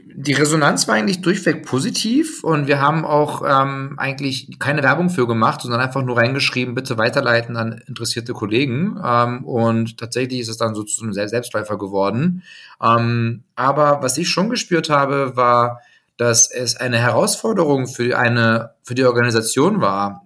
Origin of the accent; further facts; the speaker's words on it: Hildesheim, Lower Saxony, Germany; Ich bin geboren in Hildesheim. Das heißt, wenn man die Deutschlandkarte sich vor Augen führt, ähm, so, ich sag mal, Mitte bis eher Norden sagen, bei Hannover, ähm, groß geworden